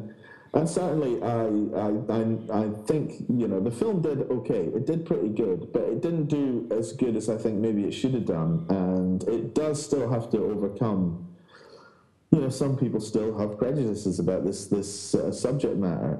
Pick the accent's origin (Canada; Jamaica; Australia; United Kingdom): United Kingdom; Scotland; And I grew up in Scotland